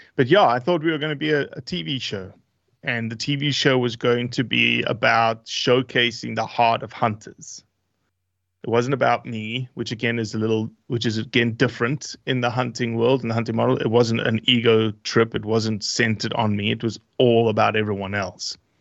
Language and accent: English; South Africa; moved away; also born or lived in Brazil / Australia; originally South Africa, um, not born and raised, but born in Brazil, but moved to South Africa when I was very, very small.